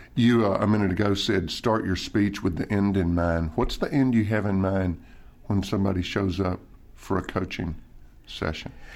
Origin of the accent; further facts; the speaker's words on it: Nashville, Tennessee, United States; my hometown, Nashville, Tennessee